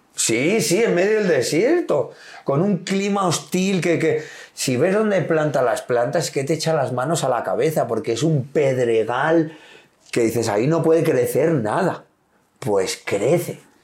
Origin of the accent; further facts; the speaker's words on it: Basque Country, Spain; yo soy vasco del norte